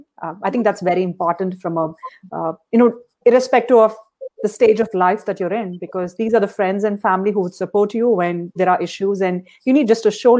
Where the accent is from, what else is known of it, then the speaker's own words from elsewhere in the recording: India; moved away; when I was growing up in India